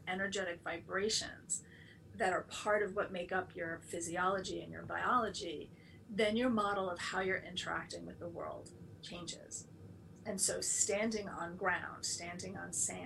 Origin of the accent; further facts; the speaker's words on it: New York City, New York, United States; moved away as an adult; also born or lived in London; now in near San Francisco, United States; I was raised in Manhattan